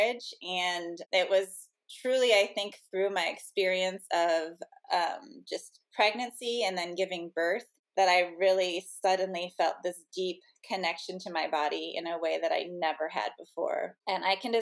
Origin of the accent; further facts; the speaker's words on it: St. Louis, Missouri, United States; I grew up in the Midwest. I'm originally from St. Louis, Missouri